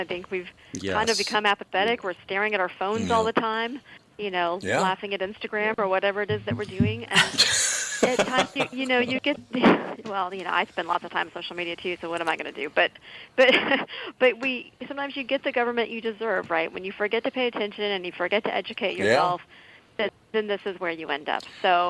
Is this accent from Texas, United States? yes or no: yes; Texas, United States; Well, I'm going to get myself in trouble if I go off on Minnesota politics when I'm from Texas.